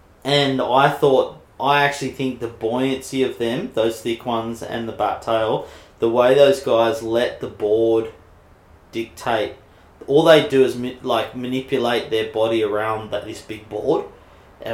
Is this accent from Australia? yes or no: yes; Mona Vale, New South Wales, Australia; Yeah, it's cool. We had a couple of dickheads that really gave me hell and my family hell